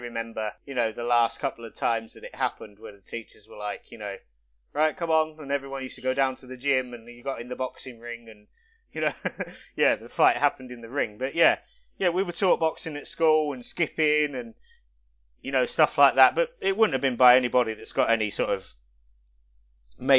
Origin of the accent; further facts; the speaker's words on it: London, United Kingdom; It was compulsory at school growing up, because I grew up in London